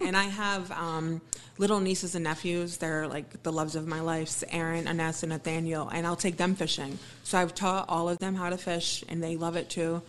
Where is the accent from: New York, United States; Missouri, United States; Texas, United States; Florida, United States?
New York, United States; Wappingers Falls; I'm not from Beacon, but I'm from Wappingers